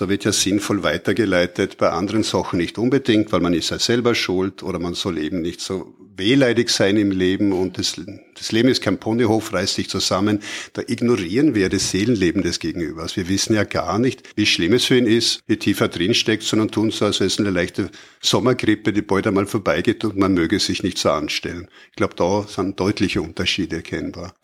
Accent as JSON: {"language": "German", "country": "Austria", "said": "wir in Österreich"}